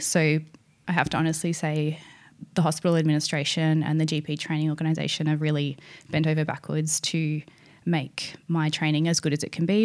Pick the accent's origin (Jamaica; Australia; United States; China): Australia; East Gippsland, Victoria; moved away as an adult; also born or lived in Paris, France / Vancouver, Canada; this is my hometown, and you know, I'm I know the area.